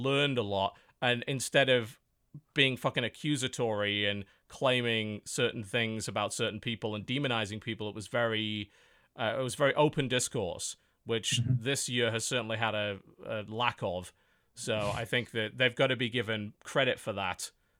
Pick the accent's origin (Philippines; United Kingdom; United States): United Kingdom; and I'm a British lefty